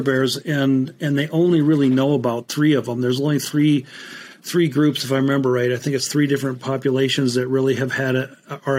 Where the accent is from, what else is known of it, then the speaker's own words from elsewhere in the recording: Spokane, Washington, United States; also born or lived in northern Minnesota; now in Montana, United States; Born and raised in Spokane, Washington